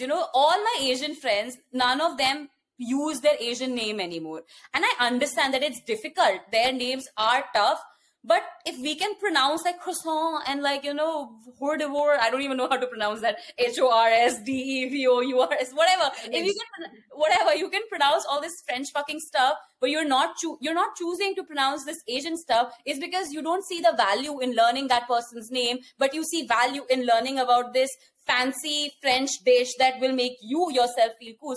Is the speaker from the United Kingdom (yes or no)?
no; India; born or raised there; accent: Indian; moved away as an adult; also born or lived in West Lafayette, Indiana / Los Angeles, California; now in United States